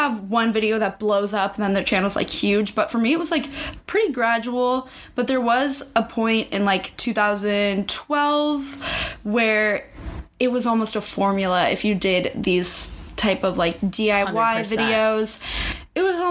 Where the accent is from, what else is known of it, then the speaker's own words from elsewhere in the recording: Seattle, Washington, United States; moved away as an adult; now in Los Angeles, United States; I'm from Seattle area originally